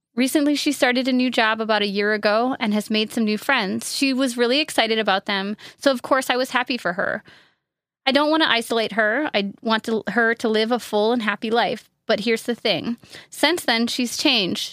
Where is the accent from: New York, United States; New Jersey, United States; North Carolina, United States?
New York, United States; upstate; I'm from upstate New York where there are leaves and trees